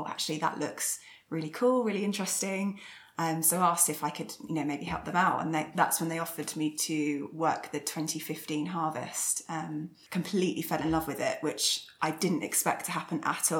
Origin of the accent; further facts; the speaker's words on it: London, United Kingdom; I grew up in North London, so not many vineyards around